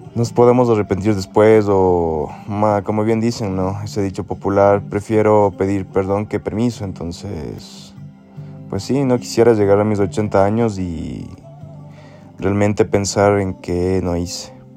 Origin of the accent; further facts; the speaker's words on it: Ecuador; soy de Ecuador.